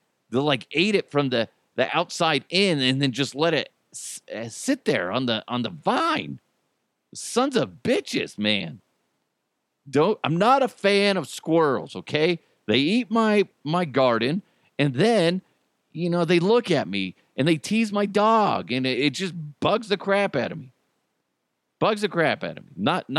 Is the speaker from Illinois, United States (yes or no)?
no; New York, United States; Come on. I'm from New York. Hey, fuck you.